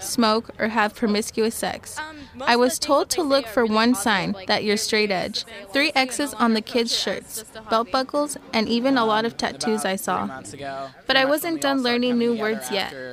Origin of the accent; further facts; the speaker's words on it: Santa Rosa, California, United States; I am from Santa Rosa, California. That's about an hour up north of San Francisco